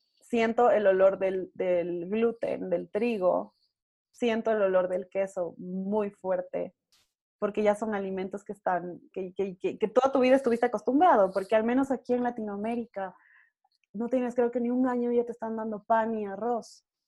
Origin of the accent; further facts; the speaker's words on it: Ecuador; en mi país, eh, yo vivo en Ecuador